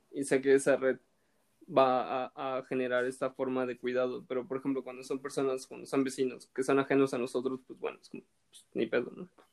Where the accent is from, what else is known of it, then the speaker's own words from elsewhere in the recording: Xalapa, Veracruz, Mexico; yo soy de Jalapa